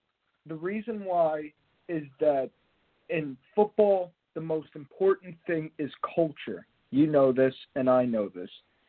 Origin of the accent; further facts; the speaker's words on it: New York, United States; I'm from Long Island, New York.